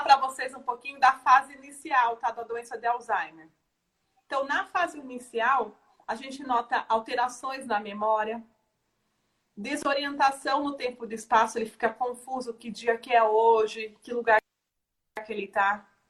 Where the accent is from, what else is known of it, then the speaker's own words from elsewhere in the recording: Brazil; é o nosso perfil como brasileiro